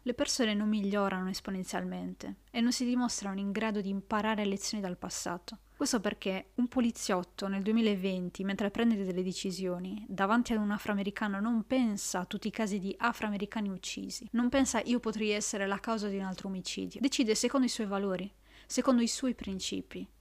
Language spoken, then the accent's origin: Italian; Italy; nel mio paese, l'Italia